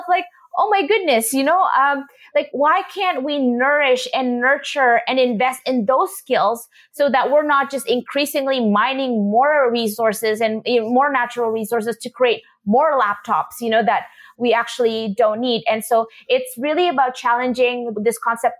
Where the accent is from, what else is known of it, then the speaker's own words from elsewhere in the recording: Indonesia; moved away; I come from Indonesia, a culture, you know, traditionally where we would have people like vendors coming, you know, in front of our house, and they would fix shoes